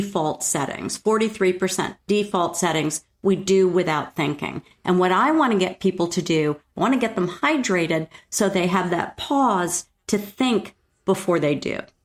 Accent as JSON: {"language": "English", "region": "New York", "country": "United States", "tie": "born or raised there", "moved": "yes", "said": "I grew up in New York"}